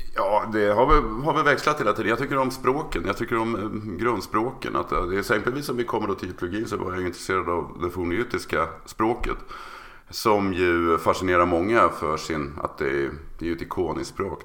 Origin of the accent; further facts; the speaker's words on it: Örebro, Örebro County, Sweden; now in Uppsala, Sweden; född och uppvuxen i Örebro